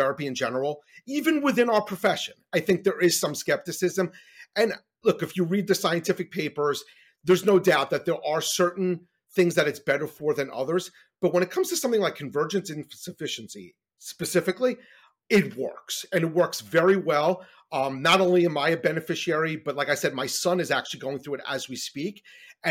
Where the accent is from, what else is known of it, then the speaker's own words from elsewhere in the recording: New York, United States; I grew up in New York and I was doing very poorly in school